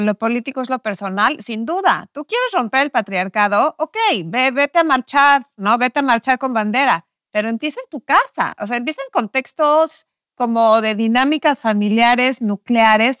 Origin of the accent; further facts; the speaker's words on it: Mexico; moved away as an adult; also born or lived in New York; yo crecí en México en un, contexto, en una familia católica